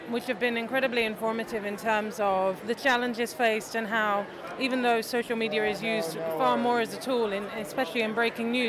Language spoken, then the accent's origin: English; London, United Kingdom; I'm 10 years old and I'm from London.